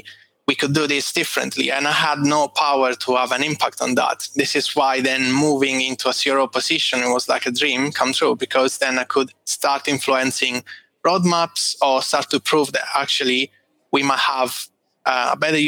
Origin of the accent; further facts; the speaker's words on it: Italy; moved away as an adult; also born or lived in Rome / Dublin; now in London, United Kingdom; I'm Italian